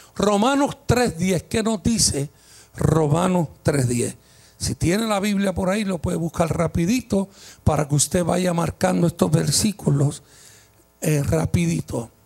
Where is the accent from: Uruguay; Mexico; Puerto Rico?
Puerto Rico; como somos los boricuas